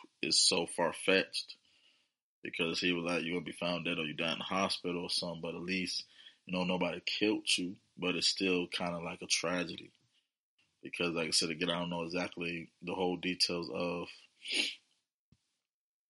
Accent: Virginia, United States; coming out from my hometown, VA.

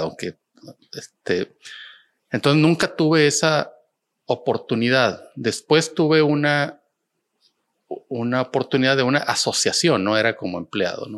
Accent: Monterrey, Nuevo León, Mexico; siendo el, regio pragmático

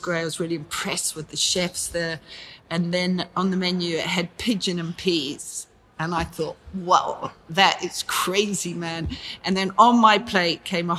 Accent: London, United Kingdom; I grew up in Britain, in London

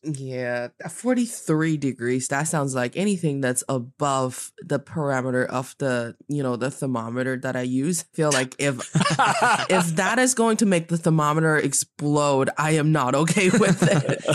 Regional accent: Northeast China, China; I am from the northeast part of China, and I am talking to you in Beijing today.

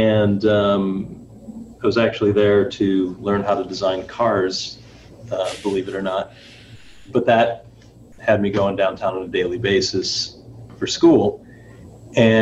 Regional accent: Detroit, Michigan, United States; also born or lived in Southfield, Michigan; born there, eventually moved out to Southfield, which is a, you know, the border of Detroit

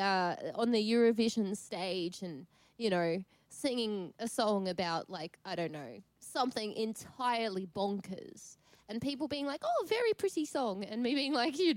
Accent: Hungary; born there; but I come from a European background. So I was born in Hungary, and I have a Hungarian mum, obviously.

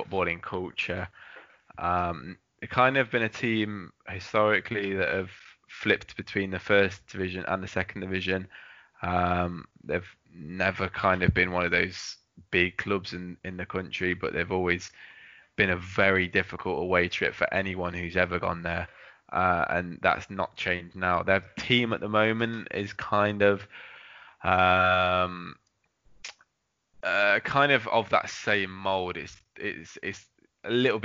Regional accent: England, United Kingdom; I was from England

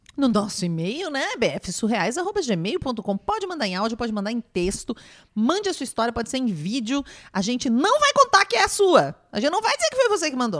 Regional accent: Pato Branco, Paraná, Brazil; moved away; Eu nasci em Pato Branco, lá em Pato Branco

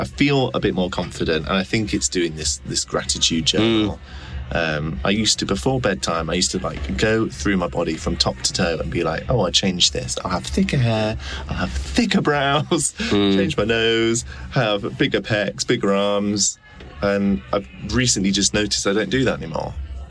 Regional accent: Macclesfield, North West England, United Kingdom; moved away as an adult; now in London, United Kingdom; Macclesfield in Cheshire.

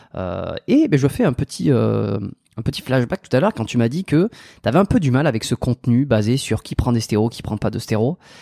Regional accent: France; j'ai grandi en France

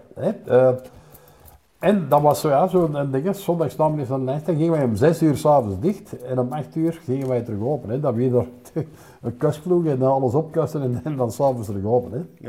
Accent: Wortel, Flanders, Belgium; in Wortel groot worden was plezant.

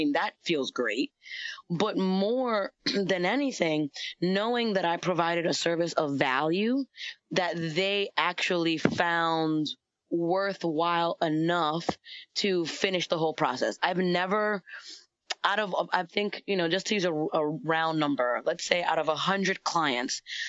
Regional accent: New York, United States; I'm from New York

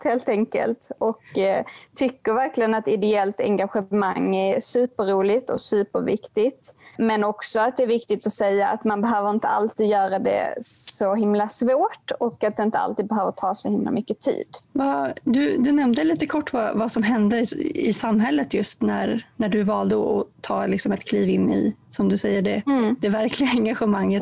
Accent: Helsingborg, Skåne, Sweden; min hemstad Helsingborg

